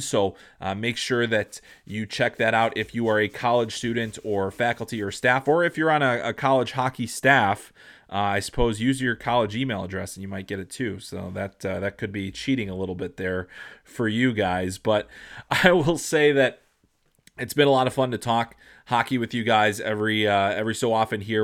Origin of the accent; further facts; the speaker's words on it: Chicago, Illinois, United States; I'm a guy from Chicago